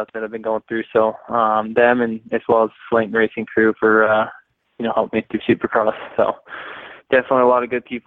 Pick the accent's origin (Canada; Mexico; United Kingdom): Canada; being a Canadian kid